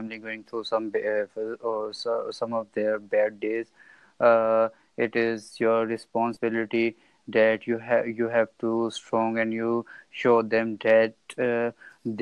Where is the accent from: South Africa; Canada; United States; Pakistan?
Pakistan; I'm from Pakistan